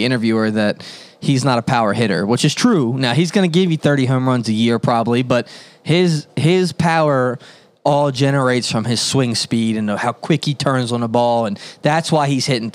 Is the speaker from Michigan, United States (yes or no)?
no; Maryland, United States; we're from Maryland